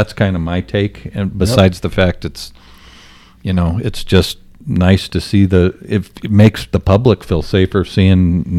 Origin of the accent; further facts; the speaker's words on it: Greeley, Colorado, United States; And I'm from Greeley, and it was literally a 9-iron from our office.